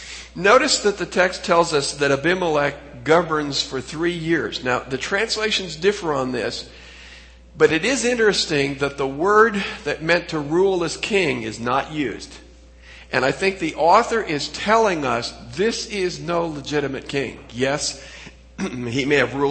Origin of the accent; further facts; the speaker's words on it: Pacific Northwest, United States; I came from the Pacific Northwest